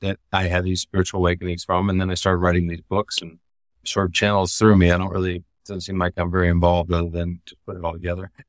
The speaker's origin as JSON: {"language": "English", "region": "California", "country": "United States", "moved": "as an adult", "lives_now": "Costa Rica", "said": "I came from California originally"}